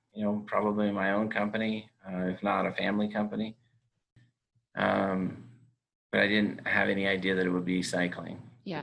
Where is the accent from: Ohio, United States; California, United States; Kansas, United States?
California, United States; moved away as an adult; now in Utah, United States; I grew up in California. I went to school in Utah. I now live in Utah.